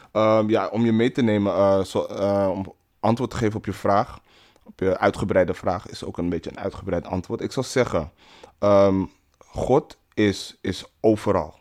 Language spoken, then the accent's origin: Dutch; Netherlands; Ik ben eh, geboren en getogen in Nederland.